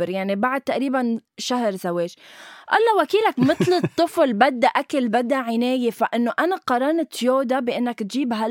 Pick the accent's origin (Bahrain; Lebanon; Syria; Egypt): Syria; انا سوري بس من...